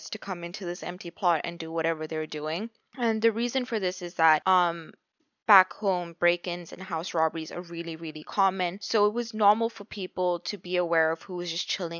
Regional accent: Botswana; Botswana is a small country

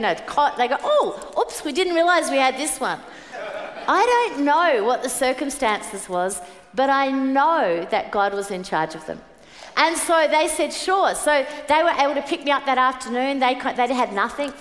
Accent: Brisbane, Queensland, Australia; moved away; I was born in Brisbane.

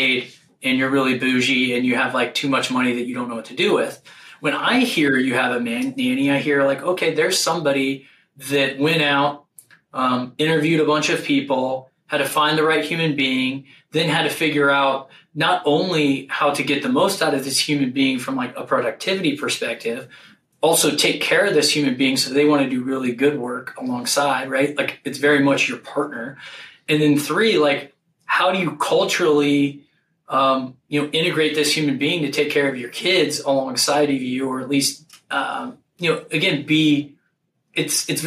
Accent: Ohio, United States; I grew up in Ohio

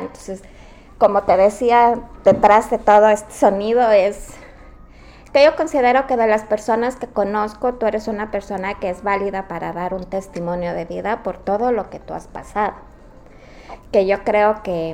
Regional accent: Quito, Pichincha, Ecuador; moved away; Las dos somos del Ecuador, somos de Quito

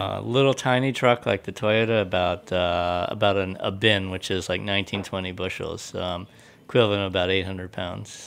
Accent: United States; moved away; I grew up near West Virginia

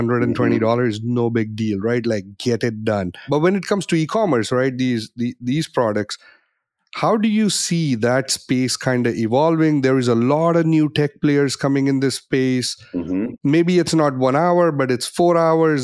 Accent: Canada; I'm Canadian

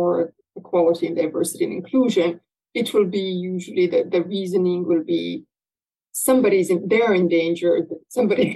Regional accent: Bosnia & Herzegovina; moved away; I come from Bosnia and Herzegovina

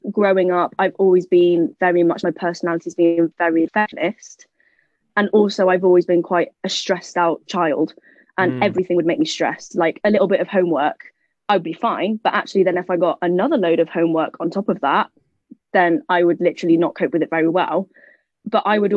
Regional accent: United Kingdom; I am British. However, my dad moved to the UK, God, must have been about 20, 30 years ago now

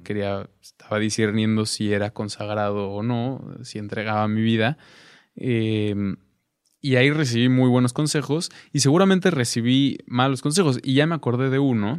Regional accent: Cuernavaca, Morelos, Mexico; en Cuernavaca, de donde yo soy

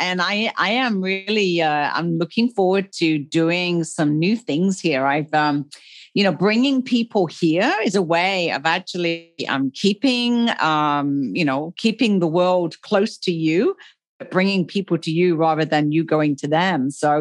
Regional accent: England, United Kingdom; moved away as an adult; also born or lived in Africa; now in Puerto Vallarta, Mexico; Originally, I am from England. Some people hear that from my accent. I actually left England like 20 years ago.

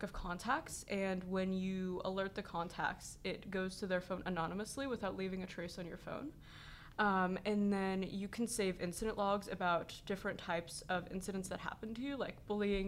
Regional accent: Los Angeles, California, United States; I'm 16 and I'm from Los Angeles, California

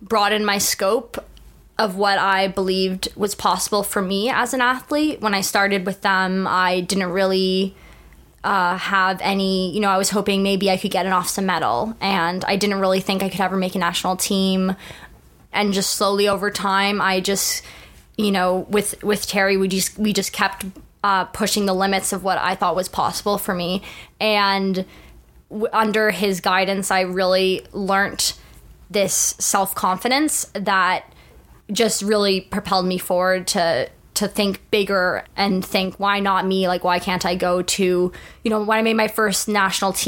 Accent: Toronto, Ontario, Canada; moved away as an adult; now in Scotland; Growing up in Toronto and going to high school here

